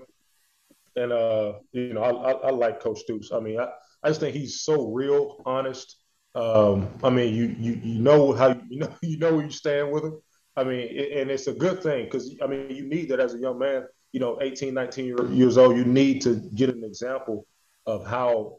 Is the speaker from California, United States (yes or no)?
no; Montgomery, Alabama, United States; growing up in Montgomery, Alabama, growing up in the South period